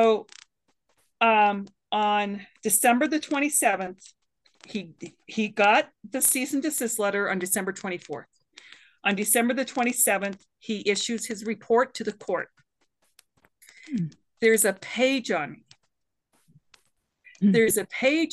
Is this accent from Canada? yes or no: yes; Canada; also born or lived in Boulder County, Colorado; now in United States; I'm a Canadian woman